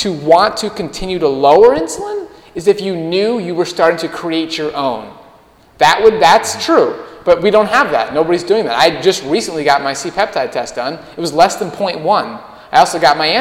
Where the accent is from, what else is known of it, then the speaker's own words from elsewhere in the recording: Minnesota, United States; I grew up in Minnesota